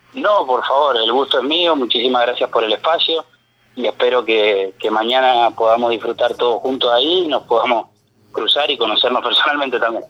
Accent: Greater Mendoza, Argentina; Nosotros somos de Mendoza Capital

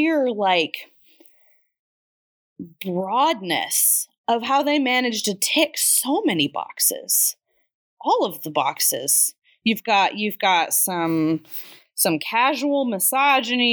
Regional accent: Midwest, United States; we grew up in the Midwest

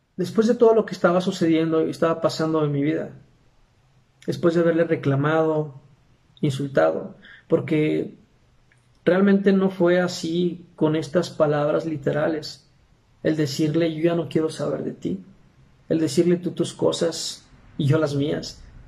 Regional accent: Aguascalientes, Mexico; soy de Aguascalientes, México

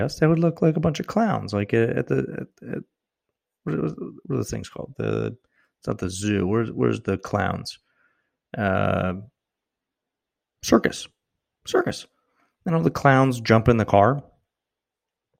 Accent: Santa Barbara, California, United States; moved away; I was born in Santa Barbara

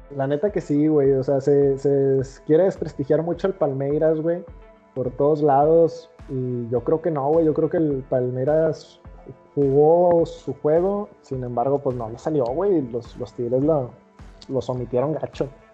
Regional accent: Mexico; como mexicano

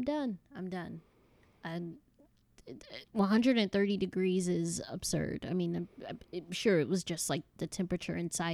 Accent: Chicago, Illinois, United States; born there; now in North Carolina, United States; Well, I was born in Chicago, Illinois. It didn't get as hot as Arizona, but it was pretty humid.

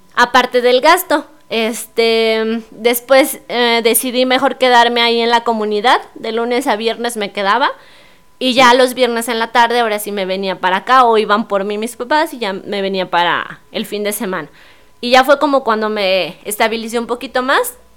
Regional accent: San Luis Potosí, Mexico; yo que soy capitalina

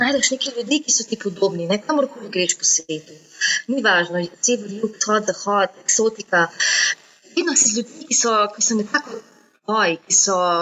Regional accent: Slovenia; Slovenci smo

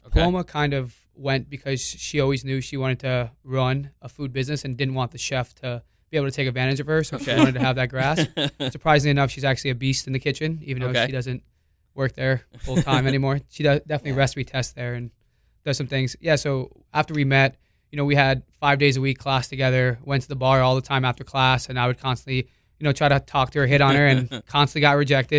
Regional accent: Hollywood, Florida, United States; I grew up in Hollywood, yeah. Florida.

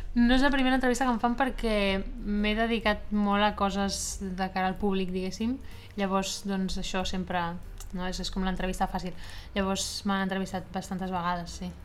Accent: Esplugues de Llobregat, Catalonia, Spain; now in Barcelona, Spain; soc d'Esplugues de Llobregat, que és també al costat, i, i, però sí que he fet moltíssima vida a Barcelona i de fet ara visc a Barcelona

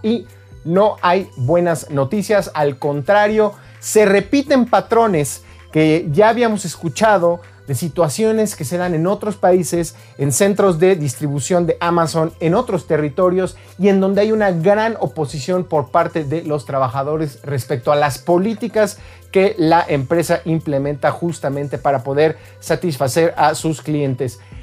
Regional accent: Mexico; nuestros compatriotas, trabajadores mexicanos

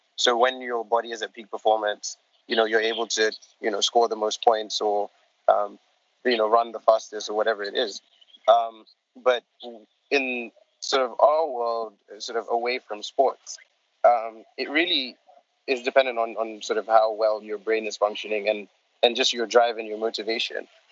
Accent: Ghana; also born or lived in Gambia; I'm from the smallest country on the African continent uh, called Gambia. It's the, the Gambia. And um, I am also sort of, I grew up in Ghana for a large period of my life. So Ghana is sort of my second home, and that's where I live at the moment

